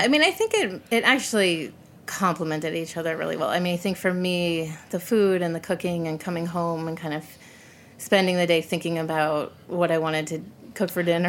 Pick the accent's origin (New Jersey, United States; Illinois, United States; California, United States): Illinois, United States; suburbs of Chicago; I grew up in the suburbs of Chicago, not the city